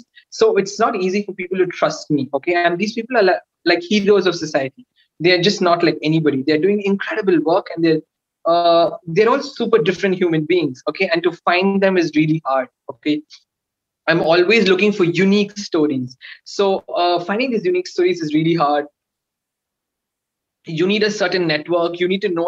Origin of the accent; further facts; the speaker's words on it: Coimbatore, Tamil Nadu, India; my hometown